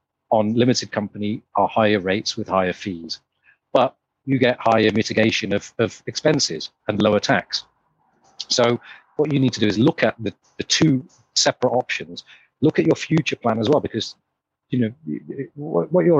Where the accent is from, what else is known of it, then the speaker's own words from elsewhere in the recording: Leicester, East Midlands, United Kingdom; moved away; I'm from Leicester originally.